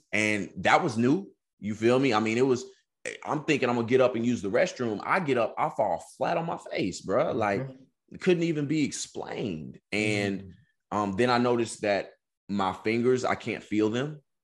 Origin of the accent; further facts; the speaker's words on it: Texas, United States; moved away as an adult; also born or lived in California; I'm from Texas. I'm going to school in California. I ain't got no family.